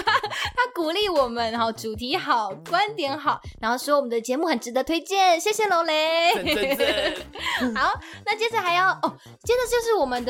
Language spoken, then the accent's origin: Chinese; Tainan, Taiwan; 另外一位是我也是台南人哈，他标题说我们都是同年代的啦